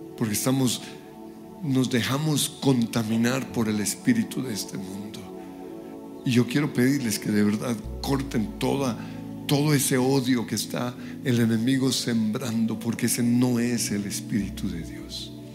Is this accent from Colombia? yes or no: yes; Colombia; como colombianos